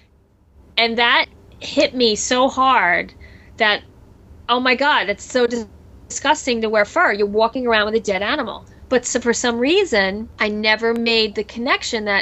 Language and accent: English; New Jersey, United States; I grew up in New Jersey and we had a big garden